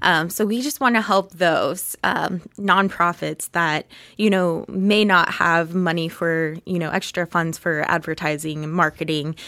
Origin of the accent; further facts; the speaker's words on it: Topeka, Kansas, United States; I grew up in Topeka